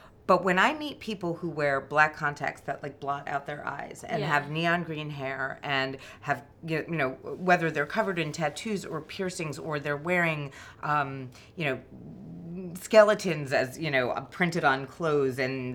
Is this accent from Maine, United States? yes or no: no; New York, United States; I grew up in New York as well.